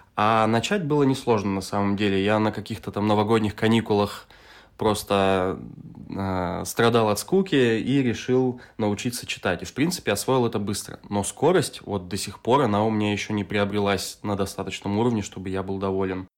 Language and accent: Russian; Novosibirsk, Novosibirsk Oblast, Russia; moved away as an adult; now in Tbilisi, Georgia; Я из Новосибирска, Россия. Это тот же самый город, откуда и ты. Сейчас я живу в Тбилиси, Грузия.